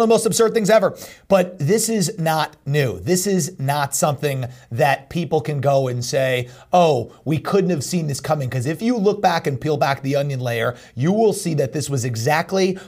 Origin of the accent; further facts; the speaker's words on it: United States; I'm from New York, a New York, New Jersey guy with Mississippi values